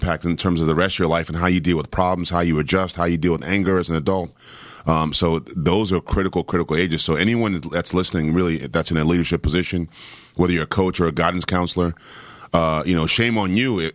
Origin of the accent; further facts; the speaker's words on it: Washington, District of Columbia, United States; I grew up in Washington, D.C., during the crack era